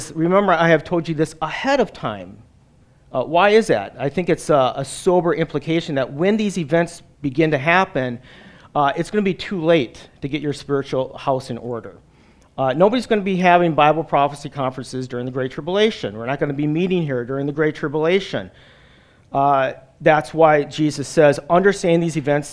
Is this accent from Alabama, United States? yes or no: no; Wisconsin, United States; moved away as an adult; also born or lived in New Jersey; I'm a Wisconsinite. I grew up in Wisconsin and live in northern Wisconsin